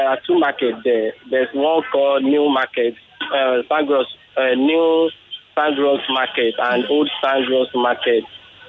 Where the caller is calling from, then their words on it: Lagos, Nigeria; I'm calling from Lagos Island.